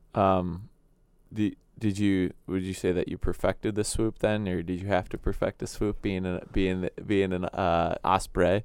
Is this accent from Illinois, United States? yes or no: yes; Chicago, Illinois, United States; moved away; I grew up in Chicago